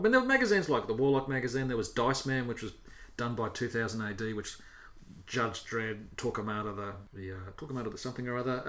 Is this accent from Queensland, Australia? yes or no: no; Mildura, Victoria, Australia; my hometown of Mildura